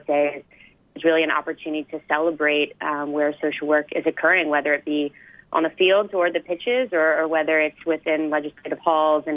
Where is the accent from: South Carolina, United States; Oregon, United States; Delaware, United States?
Delaware, United States; I'm from the States. You might be able to tell from my accent, but I'm from a very small state in Delaware